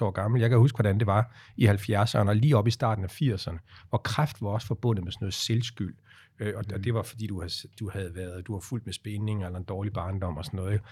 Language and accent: Danish; Aarhus, Central Denmark Region, Denmark; jeg er født i Aarhus